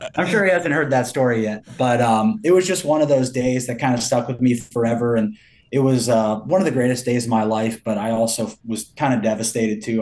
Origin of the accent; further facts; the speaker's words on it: Milwaukee, Wisconsin, United States; I was born in Milwaukee